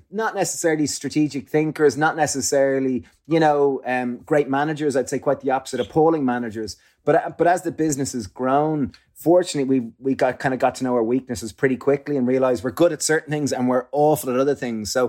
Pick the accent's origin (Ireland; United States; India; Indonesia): Ireland; growing up in Ireland, alcohol and similarly probably in the UK alcohol is like the social lubricant